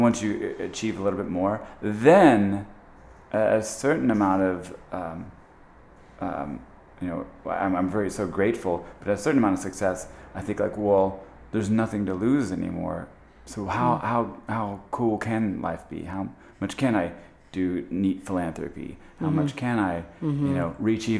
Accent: Trenton, Missouri, United States; I'm from the Midwest, a little town outside northeast of Kansas City called Trenton

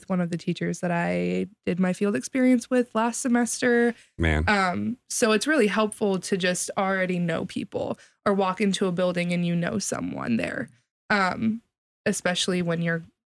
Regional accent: Columbus, Ohio, United States; I'm from the Columbus area

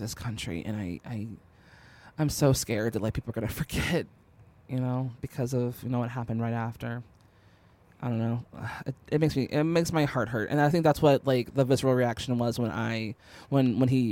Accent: Chicago, Illinois, United States; we're from Chicago

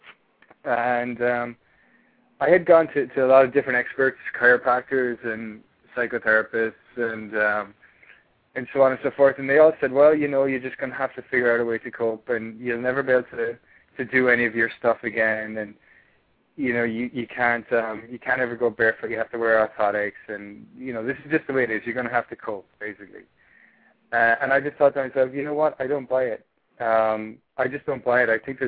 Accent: Ireland; accent: Irish; moved away as an adult; I'm from Ireland. Yeah, if you can tell by the accent. I've been living here for 2.5 years now, and been talking to a lot of Americans. So my accent has changed somewhat, but there's still a bit of Irish in there.

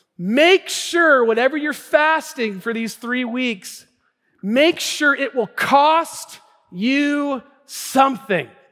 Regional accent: Tacoma, Washington, United States; I was born and raised in the Northwest here in Tacoma

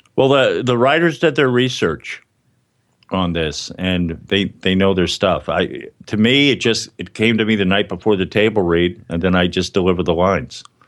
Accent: Miami, Florida, United States; now in New York, United States; I was a Catholic growing up in Miami, and I went to New York to pursue a dream of acting and comedy

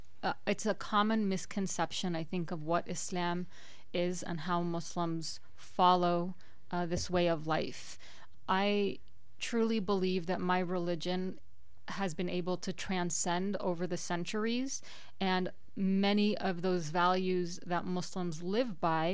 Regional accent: Aurora, Colorado, United States; I am a first-generation American and a first-generation Coloradan. I have lived in Aurora, my hometown, for my entire life

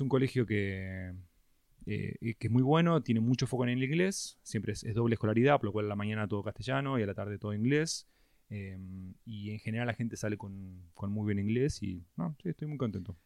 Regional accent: San Isidro, Buenos Aires Province, Argentina; nací en San Isidro, toda mi vida me crié en Zona Norte.

